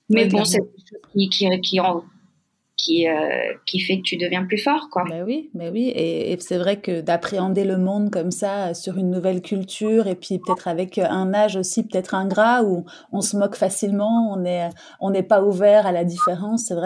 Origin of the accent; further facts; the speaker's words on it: Nîmes, Occitania, France; born there; donc je suis née à Nîmes.